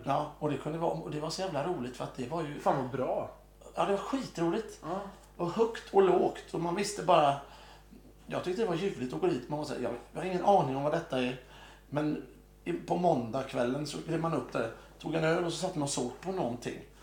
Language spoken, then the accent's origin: Swedish; Mölndal, Västra Götaland, Sweden; accent: Mölndal dialect; Jag är från Mölndal